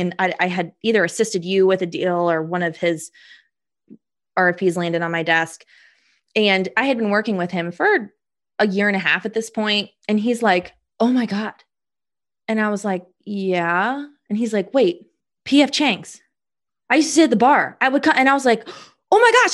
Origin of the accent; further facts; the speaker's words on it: Indianapolis, Indiana, United States; I'm from Indy